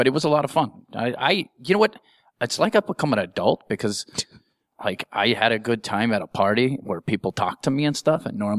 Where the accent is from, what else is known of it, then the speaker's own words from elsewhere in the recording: Albuquerque, New Mexico, United States; moved away; I grew up in Albuquerque, New Mexico, where the whole city is like a haunt.